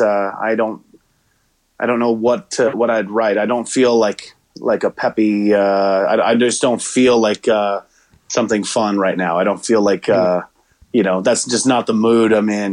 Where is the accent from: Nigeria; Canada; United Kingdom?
Canada; Pembroke, Ontario; moved away as an adult; now in Hendersonville, Tennessee, United States; I host in my hometown of Pembroke.